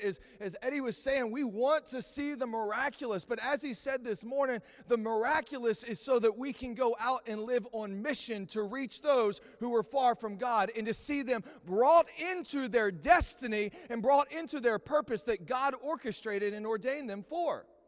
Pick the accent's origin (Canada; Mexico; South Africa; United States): United States; Texas; I'm from Texas